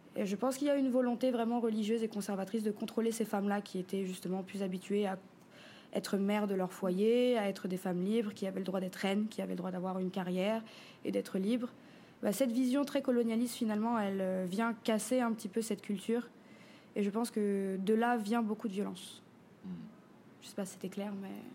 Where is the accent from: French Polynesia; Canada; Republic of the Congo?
French Polynesia; Papara; also born or lived in Paris region, France; j'ai grandi ici en Polynésie sur la côte ouest à Papara